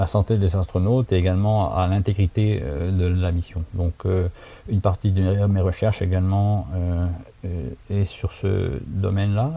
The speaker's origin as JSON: {"language": "French", "town": "Saint-Dizier", "region": "Grand Est", "country": "France", "tie": "born or raised there", "moved": "as an adult", "lives_now": "San Francisco, United States", "said": "je suis né et j'ai grandi à Saint-Dizier"}